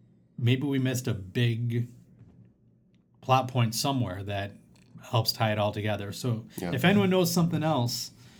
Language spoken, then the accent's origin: English; Chicago, Illinois, United States; when you're a Chicagoan.